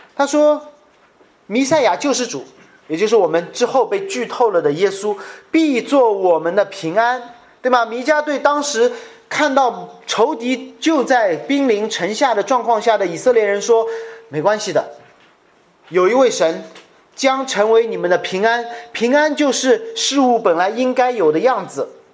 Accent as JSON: {"language": "Chinese", "country": "China", "said": "我在中国家庭教会成长了将近十五二十年"}